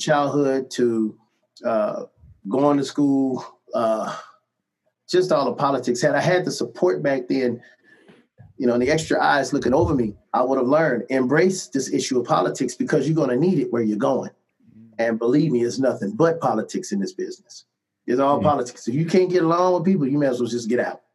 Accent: Cleveland, Ohio, United States; moved away; my hometown, nothing against Cleveland, Ohio

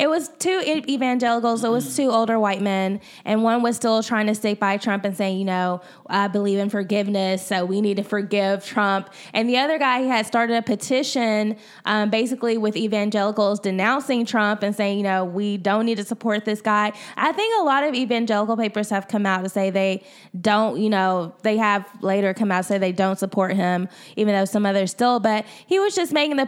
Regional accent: Georgia, United States; I'm still repping for Georgia.

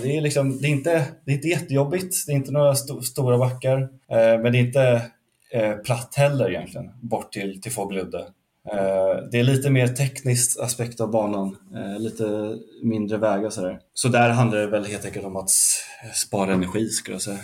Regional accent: Lidingö, Stockholm County, Sweden; Jag är uppvuxen, eh, typ femtio meter från, eh, från en del av banan

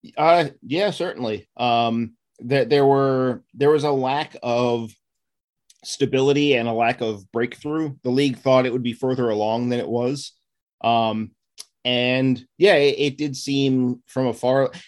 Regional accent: Maryland suburbs of DC, United States; I was born and raised in the Maryland suburbs, uh, just outside of DC, and that's where I still live

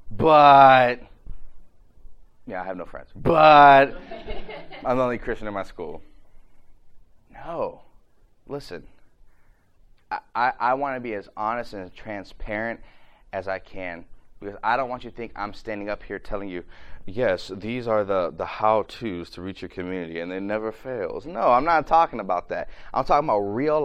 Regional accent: Ohio, United States; I'm from Ohio

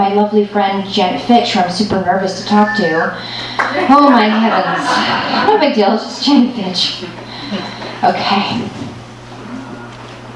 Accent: Los Angeles, California, United States; Born and raised in Los Angeles here

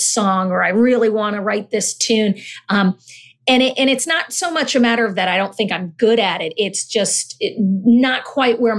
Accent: Honduras; born there; I was born in Honduras, um, actually adopted

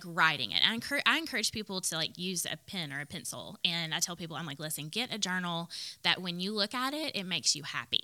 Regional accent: the South, United States; I grew up in the South

